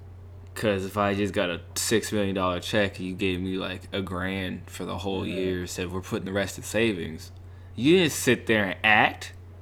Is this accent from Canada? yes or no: yes; Canada; we're Canadian